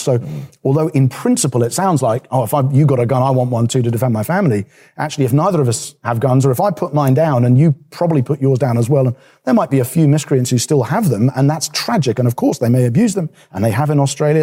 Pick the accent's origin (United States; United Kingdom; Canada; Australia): United Kingdom; England; as an English person